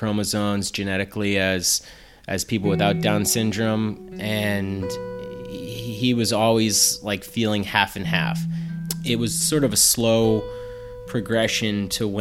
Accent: Plainville, Massachusetts, United States; born or raised there

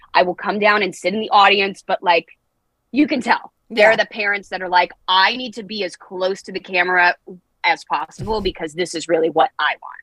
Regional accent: Los Angeles, California, United States; I was born and raised

